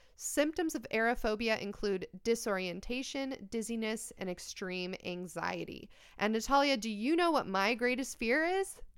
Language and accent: English; United States; I am American